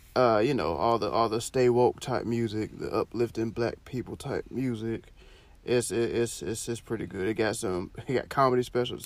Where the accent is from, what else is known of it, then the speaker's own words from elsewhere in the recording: Florida, United States; I'm from Florida.